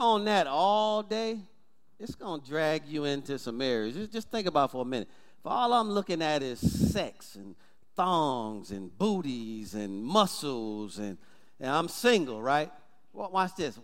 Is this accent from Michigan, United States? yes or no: yes; Detroit, Michigan, United States; growing up in Detroit